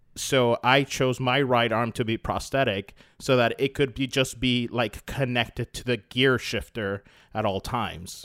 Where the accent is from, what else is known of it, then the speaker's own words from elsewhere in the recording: Florida, United States; we're, we're all from Florida